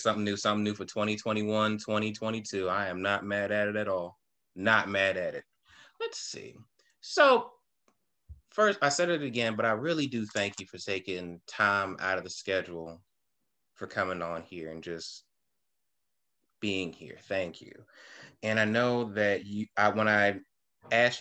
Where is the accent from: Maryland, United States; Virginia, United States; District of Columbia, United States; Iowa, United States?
Maryland, United States; Prince George's County; I'm from PG